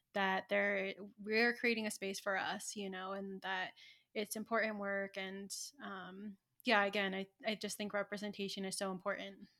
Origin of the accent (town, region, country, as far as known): Santa Ynez, California, United States; born or raised there; moved away as an adult; now in Santa Fe, United States